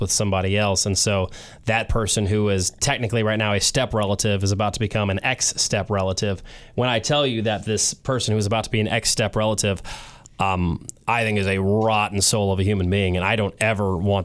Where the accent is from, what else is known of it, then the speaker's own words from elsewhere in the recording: St. Louis, Missouri, United States; I was born and raised in St. Louis